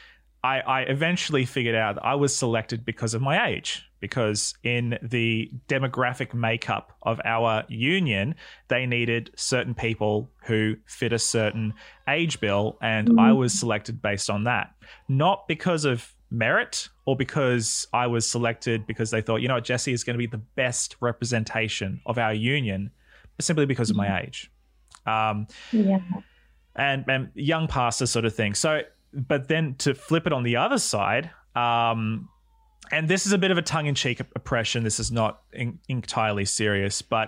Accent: Australia; now in New Zealand; I'm an Australian living in New Zealand

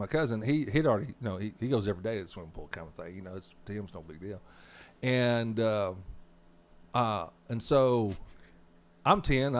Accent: Arkansas, United States; And I was raised 15 miles from Louisiana, and that's where my accent is the way it is.

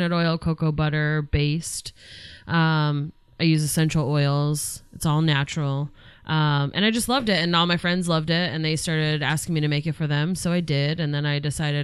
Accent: Albany, Oregon, United States; also born or lived in Gates, Oregon; moving to Albany

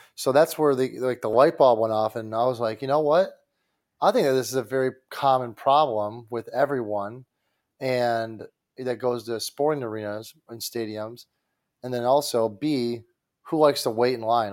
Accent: Detroit, Michigan, United States; I'm from Detroit

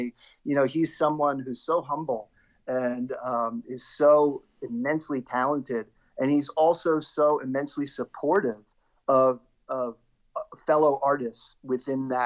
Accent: Lawrenceville, New Jersey, United States; also born or lived in New York City / Philadelphia; now in South Jersey, United States; I grew up in Central Jersey. Both my parents are originally from Brooklyn, and I originally was from New York City. But then most of my formative years, I was in Lawrenceville, right next to Princeton.

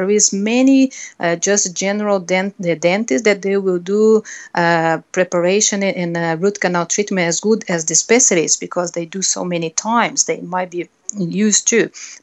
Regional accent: Brazil; English is a second language; moved away; I'm a Brazilian. Unfortunately, I think it's some of the words, my accent will not change.

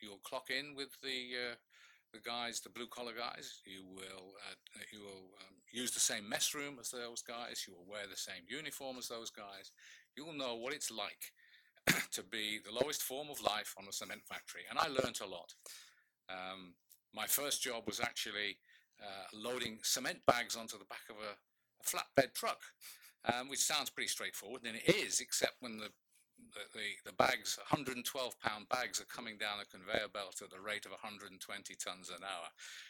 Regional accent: West Midlands, United Kingdom; born there; now in Massachusetts, United States; From my accent, you can probably tell that I wasn't born in this country. I was born in the UK, very close to a place called Shrewsbury, of which we have one here in Massachusetts, I know.

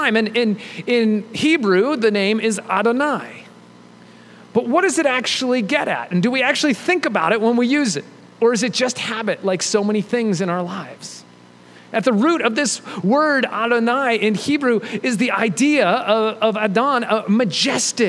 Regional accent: United States; we're American

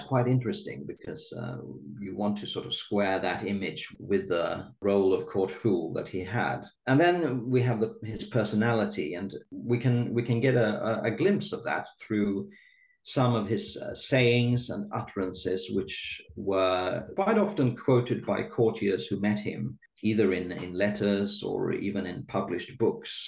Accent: Sweden; I'm born and raised in Sweden.

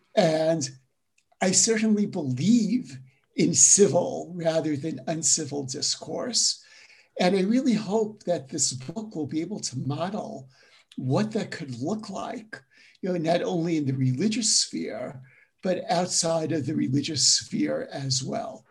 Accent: New York City, New York, United States; moved away; also born or lived in Jerusalem / Durham, North Carolina / Western Massachusetts; I'm originally from Brooklyn, New York. Though, as I tell my college students, I grew up in Brooklyn before it was a cool place

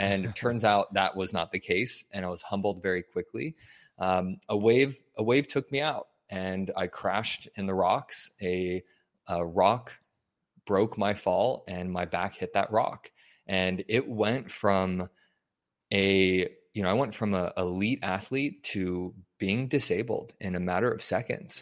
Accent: Denver, Colorado, United States; moved away as an adult; also born or lived in Wyoming / California; I was born and raised in Denver

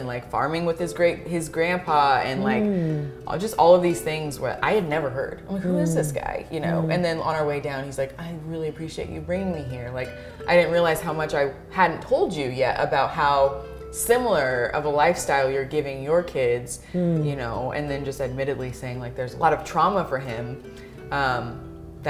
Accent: Tacoma, Washington, United States; moved away as an adult; now in Leavenworth, United States; growing up in Tacoma

